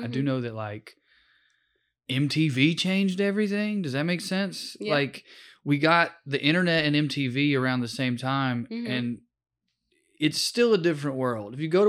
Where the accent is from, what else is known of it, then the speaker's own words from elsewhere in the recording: Sunbright, Tennessee, United States; Sunbright, Tennessee.